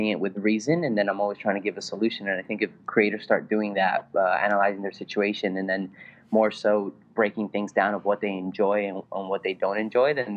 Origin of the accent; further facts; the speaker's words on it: Bolivia; English is a second language; also born or lived in California; now in New York, United States; English is my second language. I'm originally from Bolivia